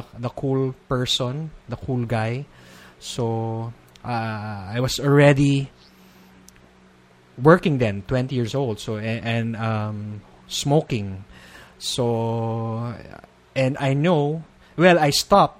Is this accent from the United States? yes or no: no; Philippines; being a Filipino